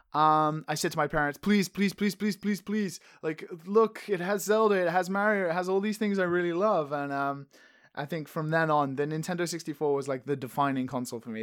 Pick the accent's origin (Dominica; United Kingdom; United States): United Kingdom; England; I'm from England